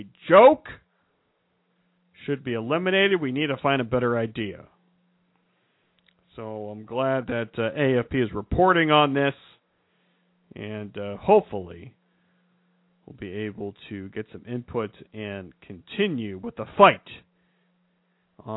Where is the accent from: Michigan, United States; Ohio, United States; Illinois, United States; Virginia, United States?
Ohio, United States; I'm from Ohio